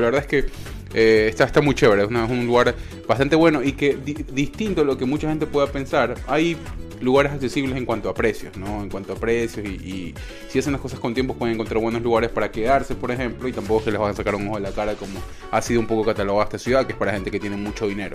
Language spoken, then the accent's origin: Spanish; Ecuador; now in United States; somos ecuatorianos, estamos por acá, por los Estados Unidos